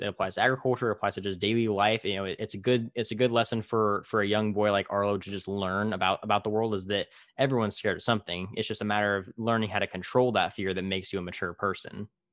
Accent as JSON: {"language": "English", "town": "Tulare", "region": "California", "country": "United States", "tie": "born or raised there", "said": "in my hometown of Tulare"}